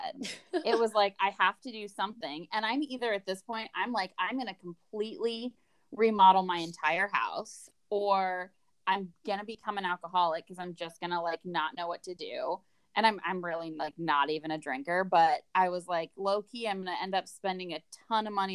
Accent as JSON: {"language": "English", "town": "Portland", "region": "Oregon", "country": "United States", "tie": "born or raised there", "said": "Basically born and raised. So I grew up near Portland in the suburbs outside of Portland"}